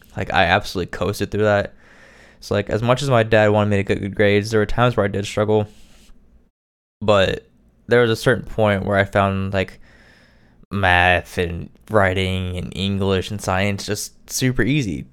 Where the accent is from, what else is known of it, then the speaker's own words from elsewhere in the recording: Indiana, United States; I am from Indiana